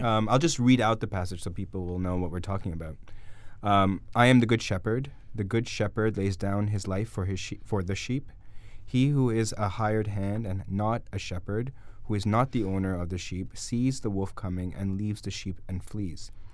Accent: Guelph, Ontario, Canada; also born or lived in Toronto; I was born in Guelph

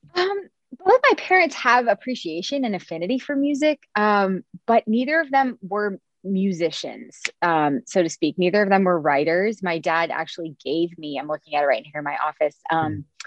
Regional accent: Cincinnati, Ohio, United States; moved away; Yes, I'm from here. I'm from Cincinnati, where I'm I'm back living now

